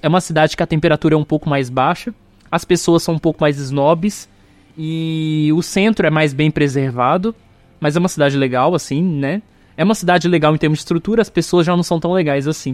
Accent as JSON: {"language": "Portuguese", "region": "Minas Gerais", "country": "Brazil", "tie": "born or raised there", "also_born_or_lived": "São Paulo", "moved": "yes", "lives_now": "Goiás, Brazil", "said": "Eu vivi minha infância em Minas, foi lá que eu fui alfabetizado, então culturalmente eu sou mineiro"}